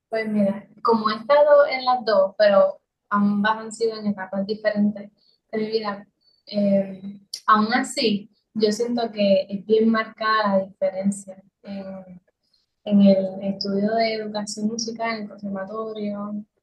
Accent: Adjuntas, Puerto Rico; la, silueta del pueblo de Adjunta, que es de donde yo soy

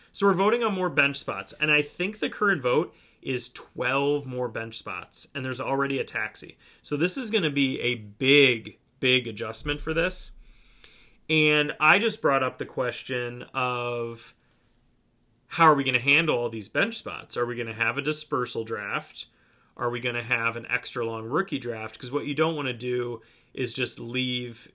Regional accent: Cleveland, Ohio, United States; my hometown baseball team, the Cleveland Indians

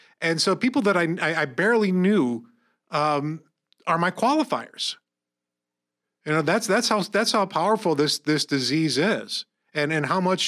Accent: Corning, New York, United States; We grew up in Corning

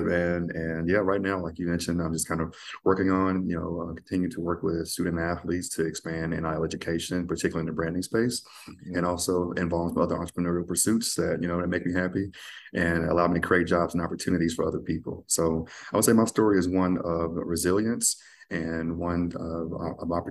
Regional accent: Grenada, Mississippi, United States; moved away as an adult; also born or lived in Oxford, Mississippi / Waco, Texas; now in Dallas, United States; born and raised in Grenada, Mississippi

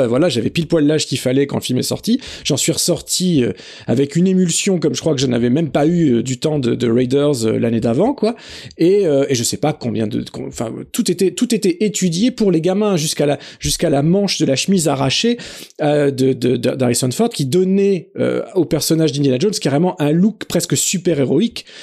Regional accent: France; chez nous en France

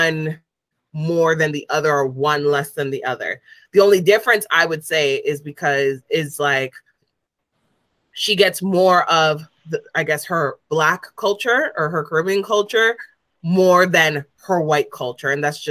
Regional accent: Canada; I'm from here

